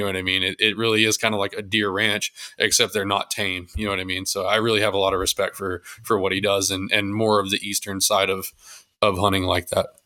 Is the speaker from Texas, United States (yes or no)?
yes; Texas, United States; I'm from Texas